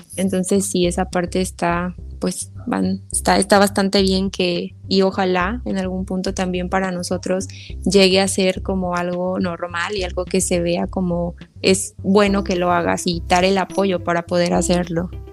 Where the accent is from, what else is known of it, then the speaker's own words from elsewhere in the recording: Xalapa, Veracruz, Mexico; la ciudad de donde yo soy, veo que están en Jalapa